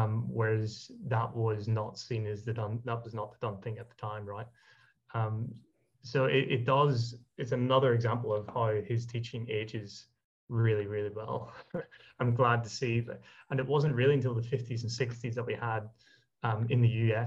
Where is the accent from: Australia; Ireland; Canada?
Ireland; I'm Irish